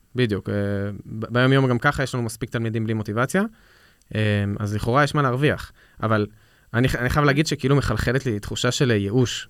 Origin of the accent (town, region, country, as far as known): Israel